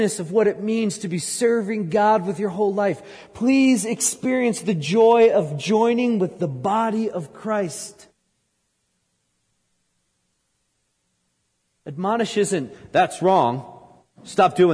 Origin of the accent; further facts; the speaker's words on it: outside New York City, United States; moved away; I grew up outside New York City